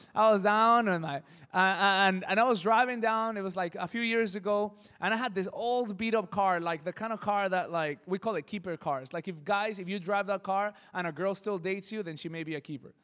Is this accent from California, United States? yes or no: yes; El Monte, California, United States; I come from El Monte, it's a crazy city, things get stolen